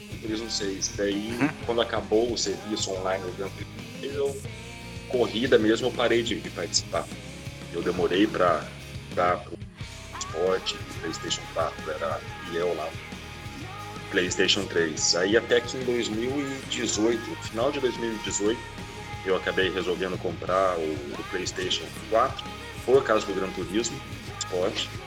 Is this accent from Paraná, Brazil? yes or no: yes; Curitiba, Paraná, Brazil; born there; also born or lived in Macaé; now in Rio de Janeiro, Brazil; atualmente moro no Rio de Janeiro, mas já rodei muito o Brasil aí, nasci em Curitiba, na verdade, rodei no Paraná, já morei em Macaé, no estado do Rio